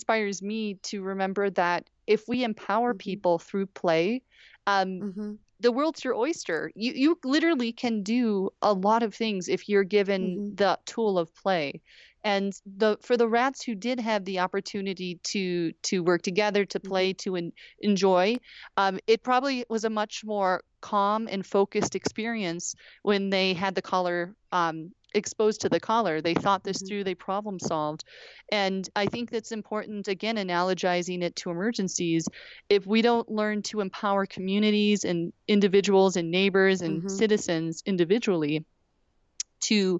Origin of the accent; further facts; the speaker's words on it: Wisconsin, United States; I'm from Wisconsin